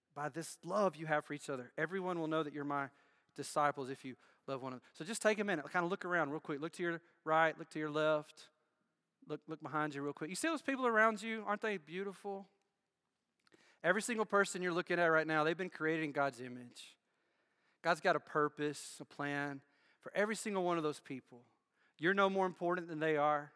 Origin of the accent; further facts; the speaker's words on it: United States; moved away; Where I grew up, I grew up in Bibb County